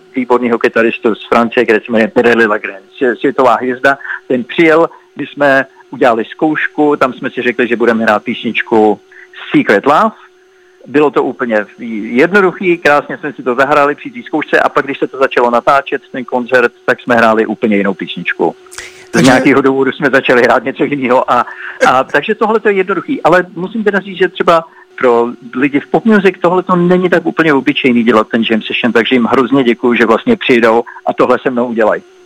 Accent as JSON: {"language": "Czech", "region": "Prague", "country": "Czechia", "tie": "born or raised there", "also_born_or_lived": "Sweden", "moved": "yes", "lives_now": "New York, United States", "said": "Já mám domov v Praze, protože jsem narozen v Praze."}